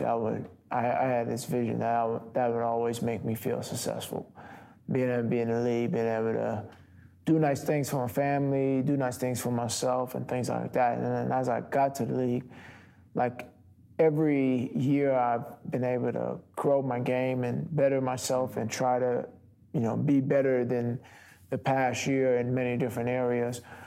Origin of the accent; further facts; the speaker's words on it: Long Island, New York, United States; moved away as an adult; also born or lived in Milwaukee; I'm from New York, Long Island area